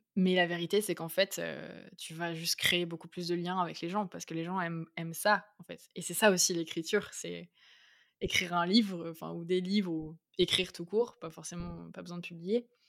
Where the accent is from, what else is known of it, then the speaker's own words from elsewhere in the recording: Bergerac, Nouvelle-Aquitaine, France; also born or lived in Paris; now in Bordeaux, France; je suis née à Bergerac, en Dordogne